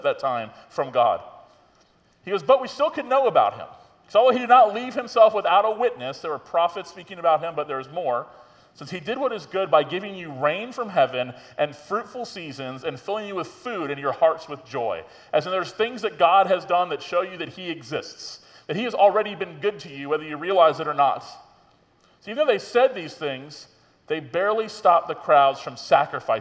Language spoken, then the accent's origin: English; Tallahassee, Florida, United States; being a pastor in my hometown, I grew up here in Tallahassee